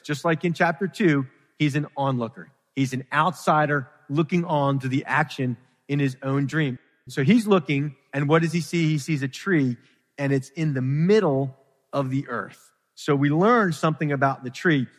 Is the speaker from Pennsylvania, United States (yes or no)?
yes; Philadelphia, Pennsylvania, United States; I grew up in Philadelphia